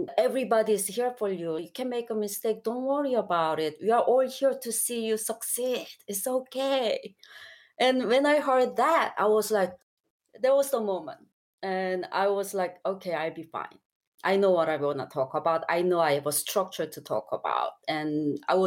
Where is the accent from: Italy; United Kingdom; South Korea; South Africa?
South Korea; moved away; I wasn't from here. I'm from Korea and I've lived here for a long time